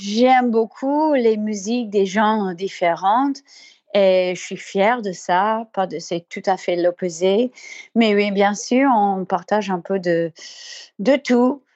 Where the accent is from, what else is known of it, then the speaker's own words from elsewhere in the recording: Colorado, United States; French is a second language; je viens de Colorado, des montagnes.